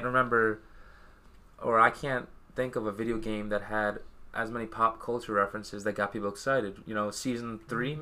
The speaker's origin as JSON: {"language": "English", "region": "New Jersey", "country": "United States", "said": "I am from New Jersey"}